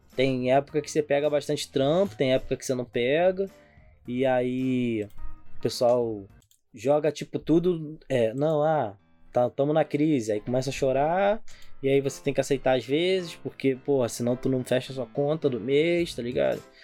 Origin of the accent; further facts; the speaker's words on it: São Gonçalo, Rio de Janeiro, Brazil; a gente é de São Gonçalo